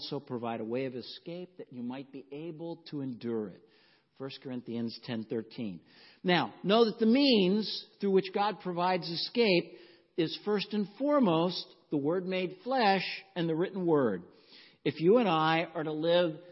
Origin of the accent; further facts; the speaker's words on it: the South, United States; growing up in the South